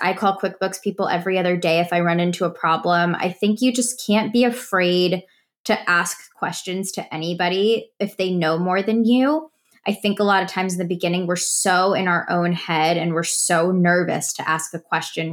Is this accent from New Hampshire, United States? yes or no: no; New York area, United States; moved away; I came from the New York area. That's where I've lived pretty much my whole life